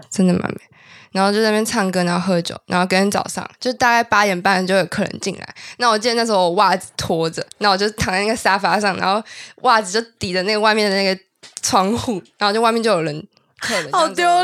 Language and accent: Chinese; Taipei, Taiwan; also born or lived in Kinmen; 我出生在台北，我只是后来户籍跟我妈迁到金门